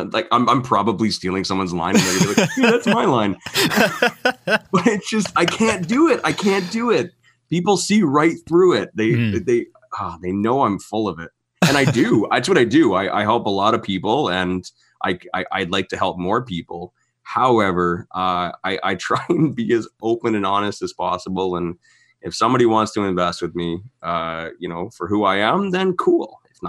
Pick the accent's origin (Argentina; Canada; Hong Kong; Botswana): Canada; St. Catharines, Ontario; now in Alberta, Canada; That was 5 years, I think, after I moved to Alberta. I'm from St. Catharines, Ontario.